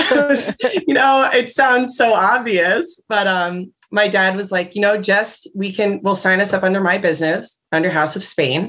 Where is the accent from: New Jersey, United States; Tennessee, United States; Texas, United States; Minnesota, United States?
New Jersey, United States; now in Portland, United States; even when I go back east, I'm from New Jersey.